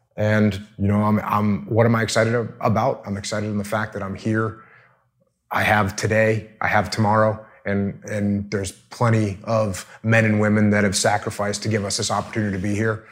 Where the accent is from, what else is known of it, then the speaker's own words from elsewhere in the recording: New England, United States; I grew up in New England